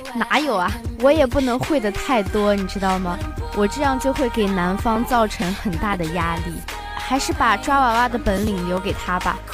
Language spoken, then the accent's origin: Chinese; Xinjiang, China; 我们新疆人